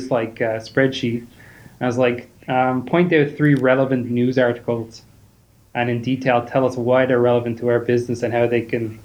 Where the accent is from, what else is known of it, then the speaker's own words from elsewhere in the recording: Ireland; I'm from Ireland.